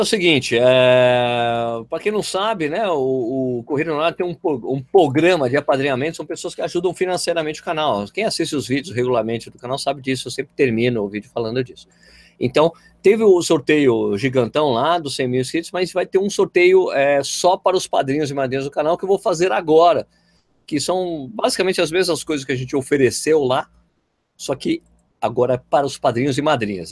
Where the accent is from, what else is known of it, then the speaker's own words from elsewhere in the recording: São Paulo, Brazil; moved away as an adult; now in Jundiaí, Brazil; eu sou de São Paulo, mas moro em Jundiaí há 15 anos